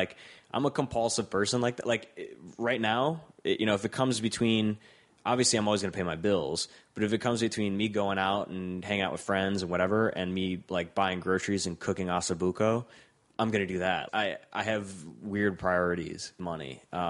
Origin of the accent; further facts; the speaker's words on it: Rust Belt, United States; and you know that's important to me because I'm from the Rust Belt.